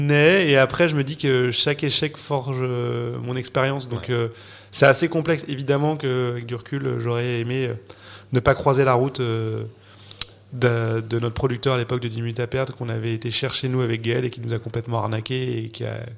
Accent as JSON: {"language": "French", "town": "Noirmoutier", "region": "Pays de la Loire", "country": "France", "tie": "born or raised there", "also_born_or_lived": "Paris", "moved": "yes", "said": "J'ai grandi à Noirmoutier, moi j'allais en vélo à l'école, j'avais un jardin"}